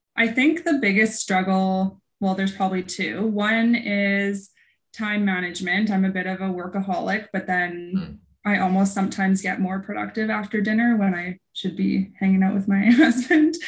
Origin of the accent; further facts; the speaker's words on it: Vernon, British Columbia, Canada; now in Kelowna, Canada; I was born at the coast, but my parents moved here when I was six months old. So I grew up in oh. Vernon